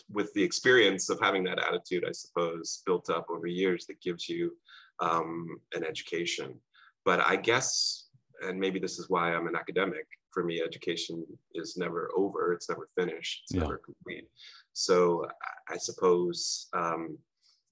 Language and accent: English; Cincinnati, Ohio, United States; also born or lived in Toronto, Canada; we moved to Cincinnati when I was 2 years old. And so I grew up in Cincinnati, Ohio